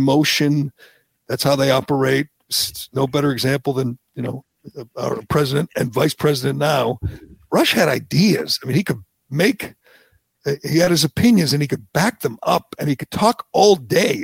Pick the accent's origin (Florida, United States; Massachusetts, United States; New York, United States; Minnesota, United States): Massachusetts, United States; growing up here, like you did, growing up in Kennedy country, going to Massachusetts public schools, going to UMass Amherst